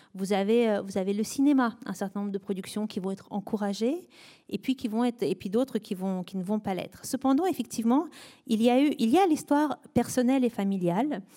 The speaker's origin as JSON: {"language": "French", "country": "France", "said": "nous, en tant que Français"}